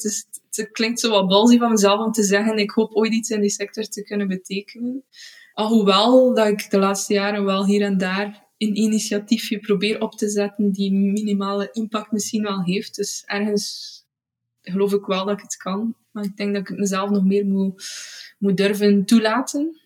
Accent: Beselare, Flanders, Belgium; moved away as an adult; now in Izegem, Belgium; En ik ben afkomstig uit Beeselaren, het, het Heksendorp

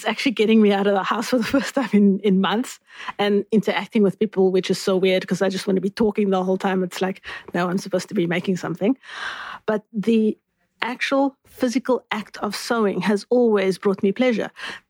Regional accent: Cape Town, Western Cape, South Africa; I am from Cape Town, have lived northern suburbs, southern suburbs in the city center, so Cape Town it is

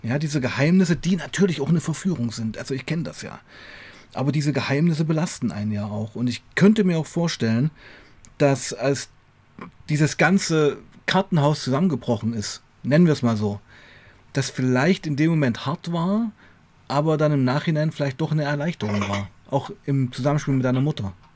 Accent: Weißenfels, Saxony-Anhalt, Germany; moved away as an adult; also born or lived in Leipzig; also ich komme ja aus Weißenfels, eine Kleinstadt, mhm. Sachsen-Anhalt, habe ja schon in Leipzig gewohnt

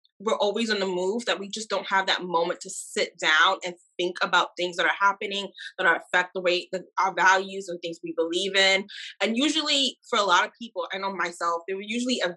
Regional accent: New York City, New York, United States; I'm from New York, and two, I'm an attorney

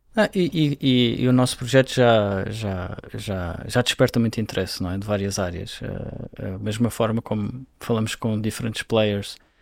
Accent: Madeira, Portugal; moved away as an adult; now in Brazil; eu nasci numa ilha, não é? Eu, cresci na, eu nasci na Ilha da Madeira.

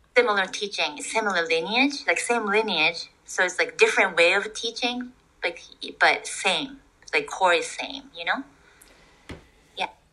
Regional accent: Japan; English is a second language; moved away as an adult; also born or lived in Toronto

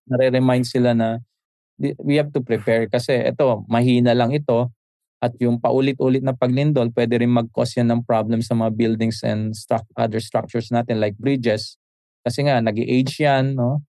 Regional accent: Isabela, Cagayan Valley, Philippines; now in Manila, Philippines; sa amin sa sa region to noon sa Isabela

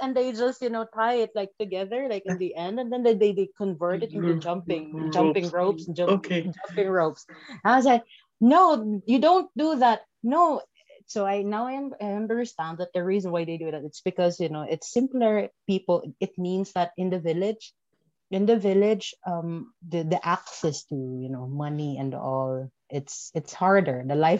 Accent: Philippines; English is a second language; My childhood, fondest memory of my childhood, because we are from a village. I remember that our streets are not paved and not cement. It's just like, it's dirt road.

